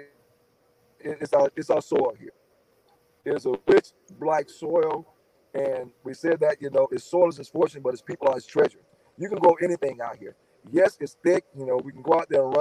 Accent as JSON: {"language": "English", "town": "Pahokee", "region": "Florida", "country": "United States", "tie": "born or raised there", "said": "my hometown, Pahokee"}